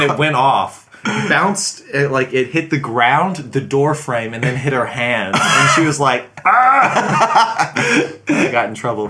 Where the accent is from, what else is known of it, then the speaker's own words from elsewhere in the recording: Alabama, United States; I'm from Alabama.